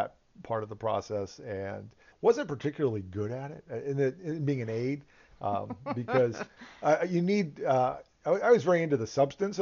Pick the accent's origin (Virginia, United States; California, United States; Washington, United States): Virginia, United States; Northern; growing up around here and growing up in Northern Virginia